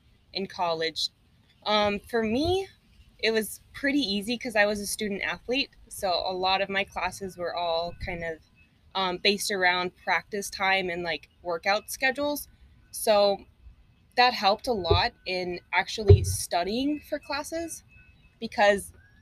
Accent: Texas, United States; moved away as an adult; now in South Florida, United States; I'm actually from Texas

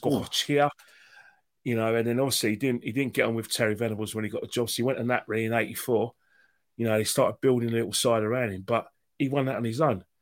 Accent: London, United Kingdom; growing up in North London

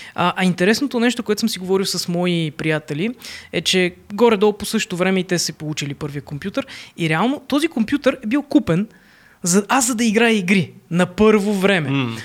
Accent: Plovdiv, Plovdiv Province, Bulgaria; съм от Пловдив

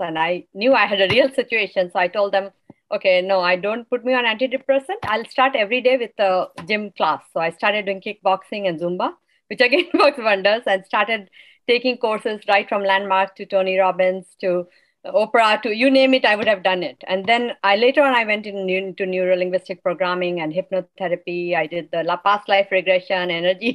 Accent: India; now in United States; I'm from India

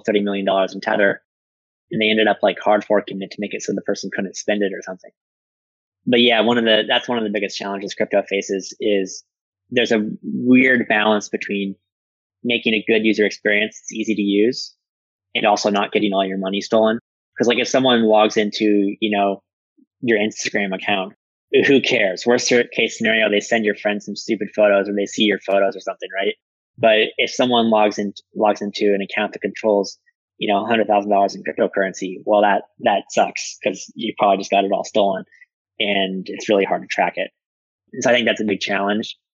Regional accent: United States

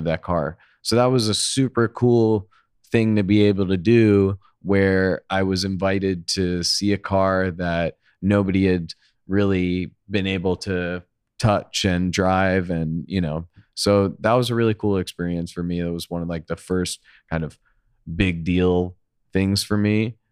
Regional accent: Long Island, New York, United States; moved away as an adult; also born or lived in Manhattan, New York; now in Los Angeles, United States; I grew up on Long Island. I lived there for most of my life

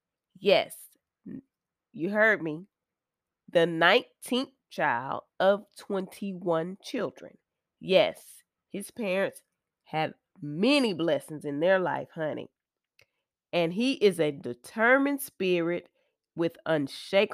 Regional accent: Texas, United States; moved away; I'm from Texas also, so I love my home state.

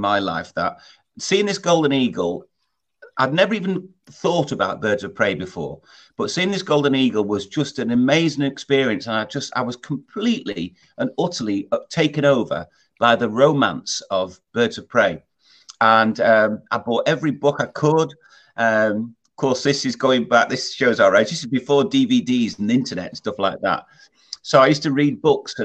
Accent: Scarisbrick, North West England, United Kingdom; I was brought up in Lancashire, a place called, you probably wouldn't have heard of it, but I'll tell you, the nearest town is called Southport. But I was just outside a place called Scaresbrick

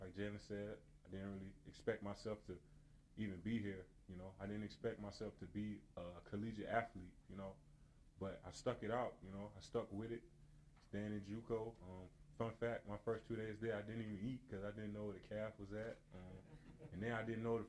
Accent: Washington, District of Columbia, United States; also born or lived in Trinidad and Tobago; From Trinidad and Tobago with my two older brothers. Just growing up in Northeast Washington, D.C.

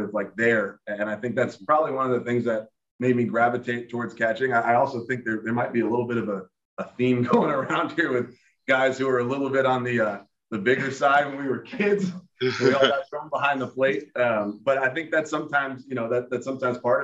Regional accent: New York City, New York, United States; I grew up in New York City.

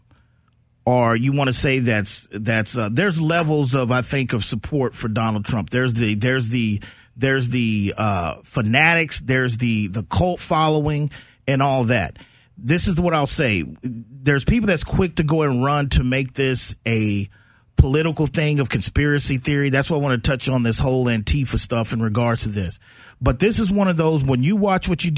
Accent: San Antonio, Texas, United States; we born and raised in San Antonio, man. I went through Windcrest

